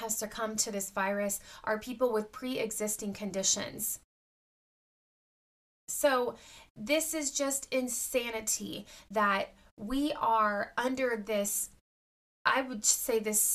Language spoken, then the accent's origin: English; United States; as an American citizen